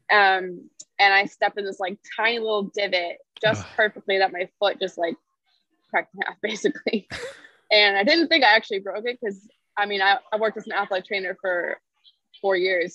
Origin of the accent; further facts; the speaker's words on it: Connecticut, United States; also born or lived in Tennessee; I am from Connecticut. I've lived here almost my whole life